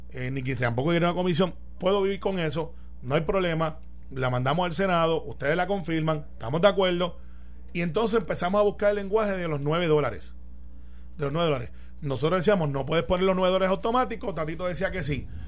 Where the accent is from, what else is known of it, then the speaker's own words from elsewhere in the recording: Puerto Rico; yo soy el, como muchos puertorriqueños